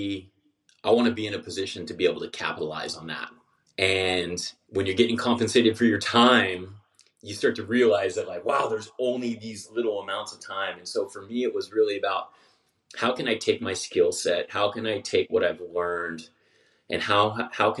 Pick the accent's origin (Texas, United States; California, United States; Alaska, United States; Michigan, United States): California, United States; Southern; I was born and raised in Southern California